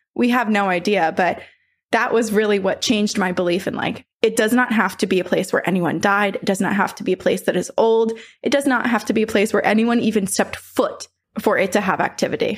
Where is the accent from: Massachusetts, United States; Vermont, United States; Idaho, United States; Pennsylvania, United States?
Vermont, United States; my house growing up in Vermont, my parents built it